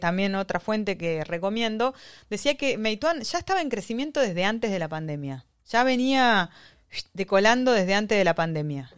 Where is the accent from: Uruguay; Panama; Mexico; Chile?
Uruguay; also born or lived in Argentina; now in China; soy argentino-uruguaya, este, uruguaya-argentina